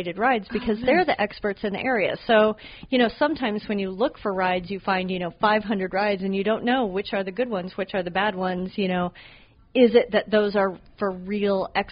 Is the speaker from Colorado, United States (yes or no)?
yes; Boulder, Colorado, United States; my hometown of Boulder, Colorado